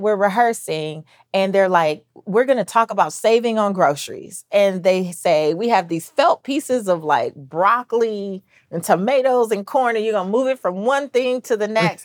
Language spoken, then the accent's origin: English; Belize; I'm I'm Belizean, so I'm Central American